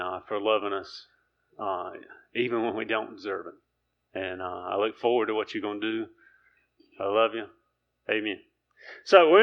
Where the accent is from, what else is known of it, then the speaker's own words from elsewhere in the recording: Keener, North Carolina, United States; I'm from Keener, North Carolina.